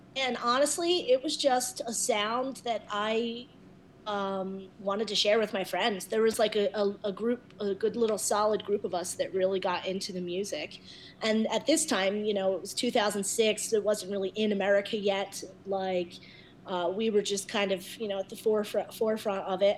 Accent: Philadelphia, Pennsylvania, United States; moved away as an adult; now in Denver, United States; I was coming from Philadelphia

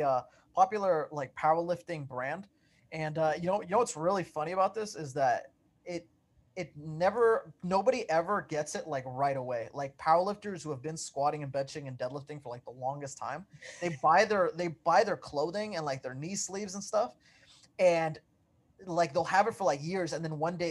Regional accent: Santa Ana, California, United States; I grew up in Santa Ana, California

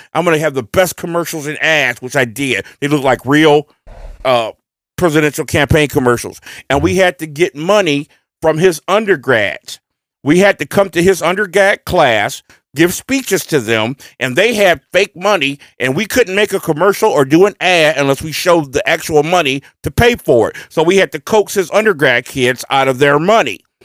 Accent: Ohio, United States; We are from Ohio

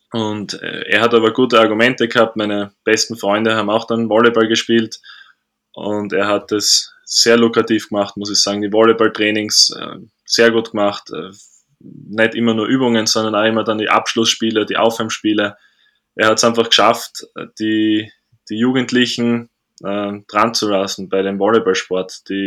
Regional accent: Graz, Styria, Austria; Ich komme ursprünglich aus Graz, ähm, habe auch acht Jahre für Graz gespielt, von 2014 bis letzte Saison

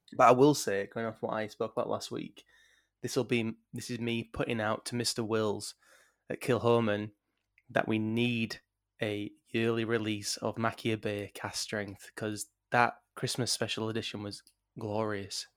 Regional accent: Yorkshire and the Humber, United Kingdom; doing it from Yorkshire, as a Yorkshireman

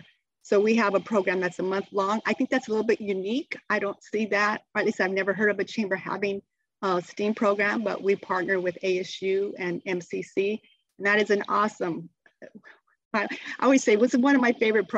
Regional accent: Superior, Arizona, United States; I was raised in Superior, Arizona, my small little mining town, very close-knit community

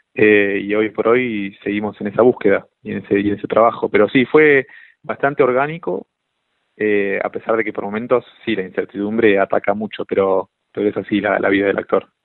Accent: Villa Ballester, Buenos Aires Province, Argentina; yo, crecí en Villa Ballester, en, provincia de Buenos Aires

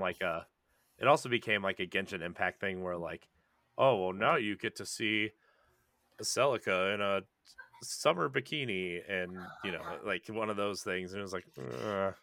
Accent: rural Ohio, United States; I'm a pale white person from rural Ohio

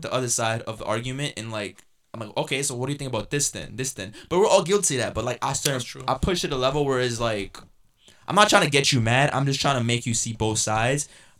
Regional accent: New York City, New York, United States; I was raised in Jamaica, Queens, right?

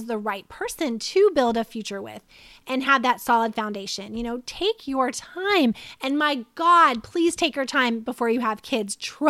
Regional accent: Kentucky, United States; also born or lived in North Carolina / Florida; I'm from the South, and in the South, especially Kentucky, and because I grew up in Kentucky, North Carolina, and Florida

